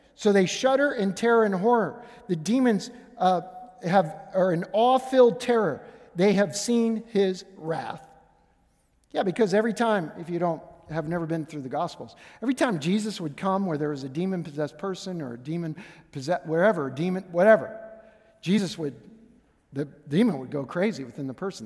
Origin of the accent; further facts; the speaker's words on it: Pittsburgh, Pennsylvania, United States; moved away; growing up in Pittsburgh, I'm Steelers fan